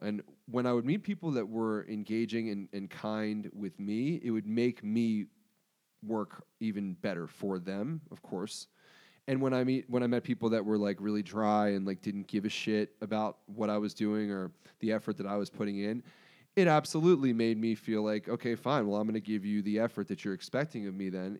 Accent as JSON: {"language": "English", "town": "Pikesville", "region": "Maryland", "country": "United States", "said": "I'm from Pikesville"}